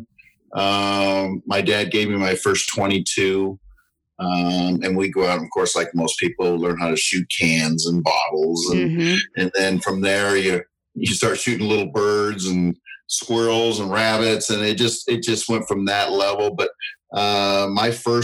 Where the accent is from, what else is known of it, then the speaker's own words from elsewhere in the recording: Southern California, United States; also born or lived in the South (US); now in US South; I grew up originally in Southern California, but I've been in the South 28 years now